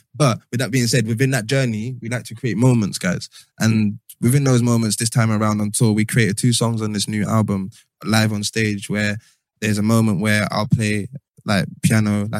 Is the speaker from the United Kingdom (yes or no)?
yes; London, United Kingdom; we're from London